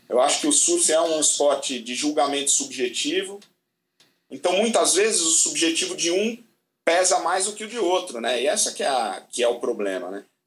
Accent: Brazil; E a gente é brasileiro

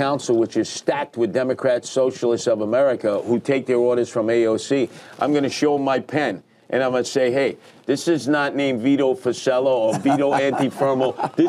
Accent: New York City, New York, United States; I am an outer borough guy, as you know, born and raised in Canarsie, Brooklyn.

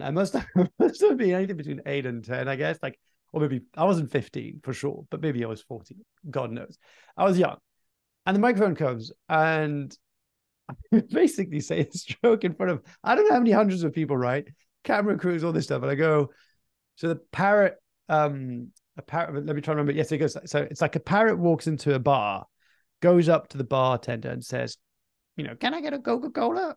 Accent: Fontainebleau, Île-de-France, France; My mum started this Anglophone section in, in southeast of Paris in Fontainebleau, my hometown.

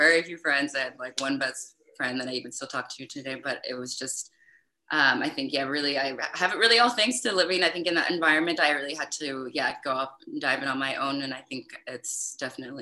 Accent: East Coast, United States; moved away as an adult; also born or lived in San Francisco, United States; now in Europe; I'm from the East Coast.

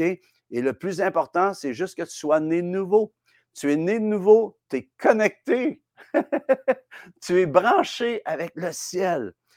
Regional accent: Quebec, Canada; chez nous, au Québec

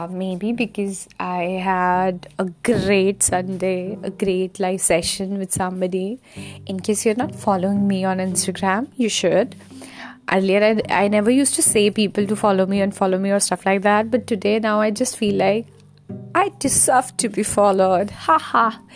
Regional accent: Himachal Pradesh, India; moved away; Himachal is my hometown. It's in the north side of India, the hilly area

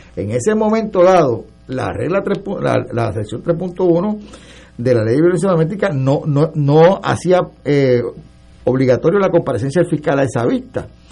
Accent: San Juan, Puerto Rico; also born or lived in Arecibo, Puerto Rico; yo nací, o sea, yo me crié por San Juan

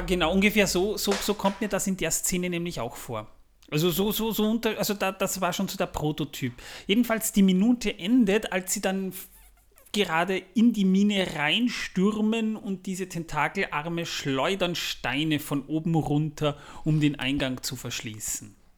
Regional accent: Austria; Bei uns in Österreich

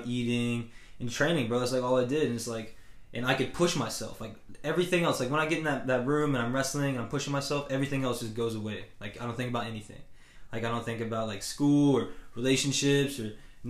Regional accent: Jefferson, Georgia, United States; also born or lived in Cartersville, Georgia; I was actually born in Cartersville, and, like, I lived there actually until I was 10. Mm. And so, then I moved to Jefferson

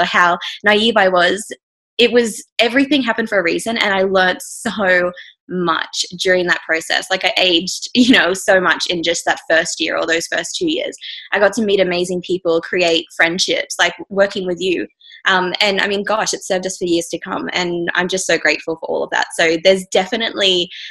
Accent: far north Queensland, Australia; now in Victoria, Australia; I'm from far north Queensland

